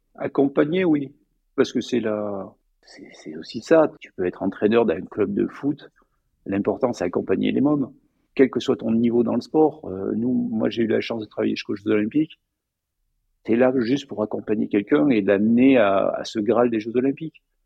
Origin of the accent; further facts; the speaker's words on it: Provence-Alpes-Côte d'Azur, France; also born or lived in Annecy; je viens des Hautes-Alpes